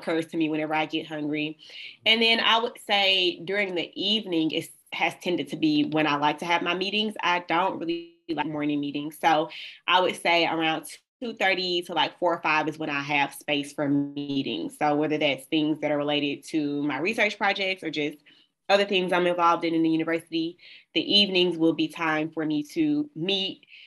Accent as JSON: {"language": "English", "town": "Birmingham", "region": "Alabama", "country": "United States", "tie": "born or raised there", "moved": "as an adult", "lives_now": "Michigan, United States", "said": "I'm from the South, y'all. I was raised in Birmingham, Alabama."}